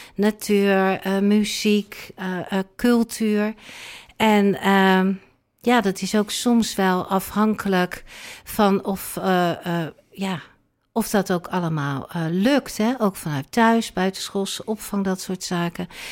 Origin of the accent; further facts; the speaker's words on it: Rotterdam, South Holland, Netherlands; now in Alkmaar, Netherlands; ik woon in Alkmaar, maar ik ben geboren en getogen in Rotterdam